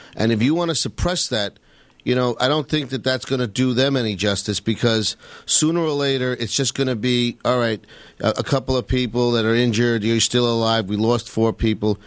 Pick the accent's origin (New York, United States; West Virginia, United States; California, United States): New York, United States; New York City; I've been in New York my whole life. I grew up in Queens